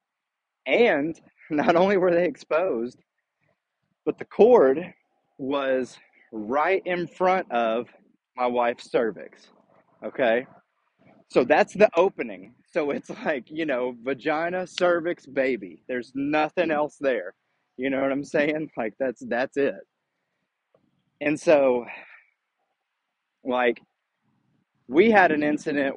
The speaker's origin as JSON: {"language": "English", "country": "United States", "tie": "born or raised there", "said": "I was born in the United States"}